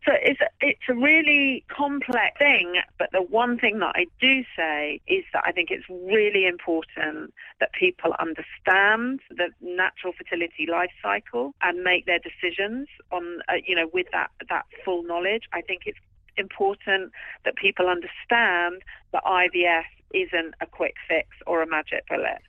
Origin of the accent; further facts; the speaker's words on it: London, United Kingdom; was based at the hospital where I was born in London